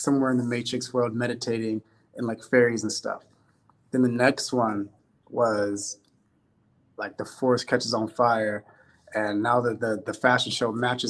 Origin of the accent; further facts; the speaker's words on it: Sacramento, California, United States; my hometown, Sacramento